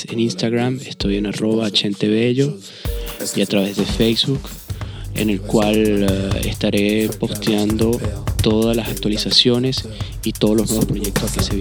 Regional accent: Venezuela; moved away as an adult; now in France; dejara mi país de origen, Venezuela, para instalarme en Francia.

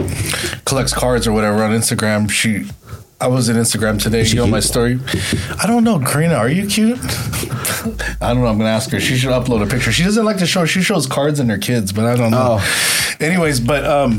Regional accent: East Bay, California, United States; I'm from the East Bay.

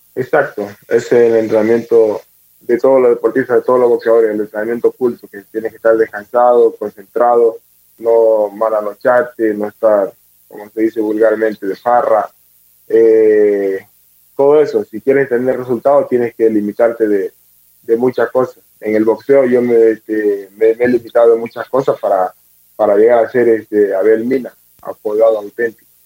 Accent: Puerto Quito, Pichincha, Ecuador; soy de Puerto Quito, tengo 29 años. Pues nada, una familia humilde, muchos hermanos

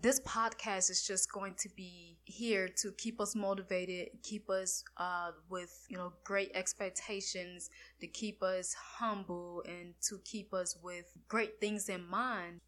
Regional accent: Florida, United States; I'm from Florida

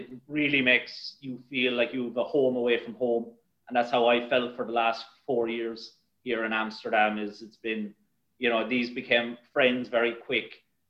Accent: Ireland; moved away as an adult; also born or lived in Rochester, United States; we need, as the Irish, to actually be more inclusive and not be greedy.

